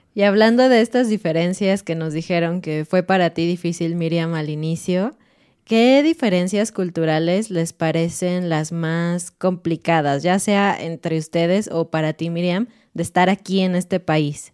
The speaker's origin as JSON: {"language": "Spanish", "country": "Mexico", "said": "soy mexicana y estoy casada con un mexicano"}